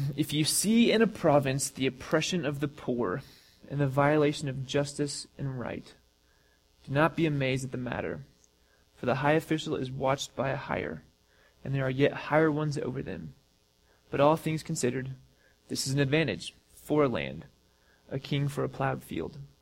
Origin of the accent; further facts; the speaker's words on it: United States; as American Christians